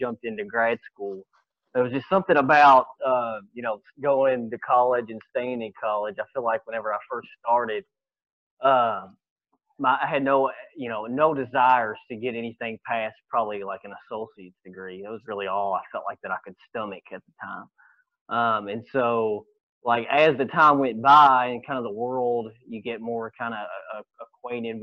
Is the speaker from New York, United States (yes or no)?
no; Kentucky, United States; growing up in Kentucky